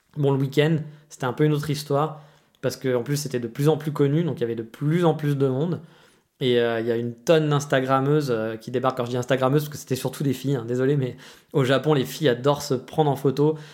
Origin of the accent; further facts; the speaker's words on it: France; moved away; also born or lived in Kyoto, Japan; On est français